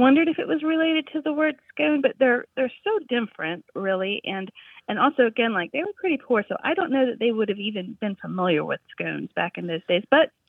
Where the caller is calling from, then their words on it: Harrisonburg, Virginia, United States; I'm calling from Harrisonburg, Virginia.